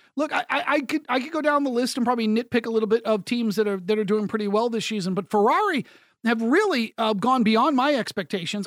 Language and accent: English; United States